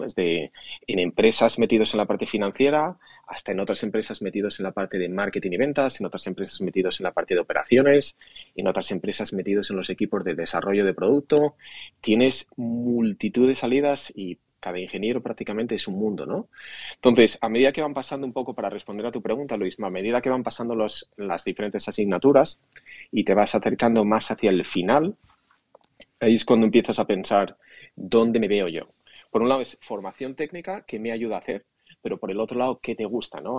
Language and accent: Spanish; Asturias, Spain; moved away as an adult; also born or lived in Madrid; now in United States; nací en Asturias